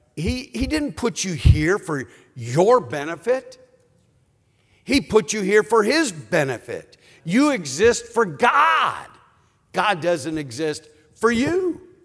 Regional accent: Cleveland, Ohio, United States; I'm from Cleveland, Ohio

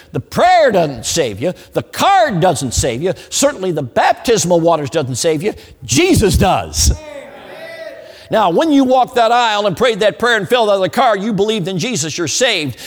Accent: Chicago, Illinois, United States; moved away; I grew up in Chicago

